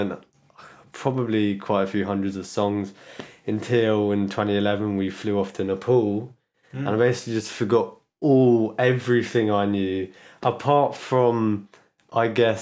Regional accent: London, United Kingdom; I was born in London.

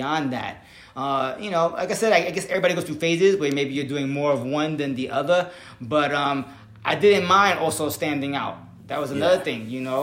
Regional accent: New York City, New York, United States; growing up in the Bronx

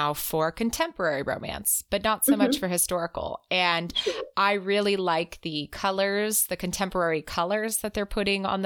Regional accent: United States; as an American

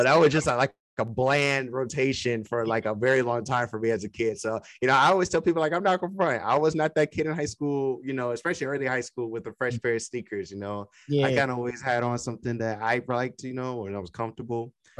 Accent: Detroit, Michigan, United States; also born or lived in California; So yeah, I'm really from Detroit, but I moved to California and I was out there for about 3 years in the San Francisco Bay Area.

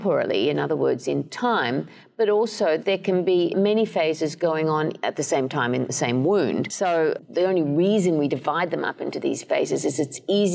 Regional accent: Australia; moved away as an adult; also born or lived in Canada / Edinburgh, United Kingdom / Cambridge, United Kingdom; now in East Lansing, United States; I'm Australian originally

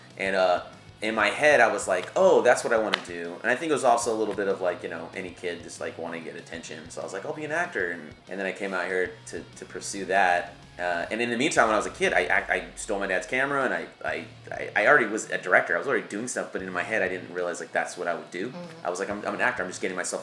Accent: Lompoc, California, United States; moved away; A lovely little town called Lompoc

